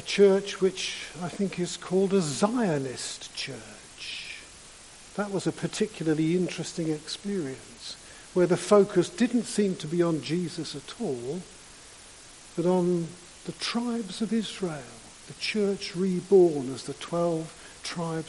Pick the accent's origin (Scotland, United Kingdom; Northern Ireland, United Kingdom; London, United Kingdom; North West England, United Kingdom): London, United Kingdom; I grew up in London and much of my childhood seemed to be spent on the London Underground.